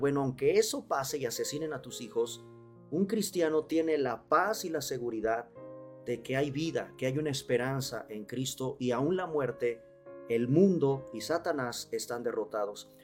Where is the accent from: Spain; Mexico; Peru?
Mexico; los mexicanos hacemos nuestras calaveritas a manera poética y de rimas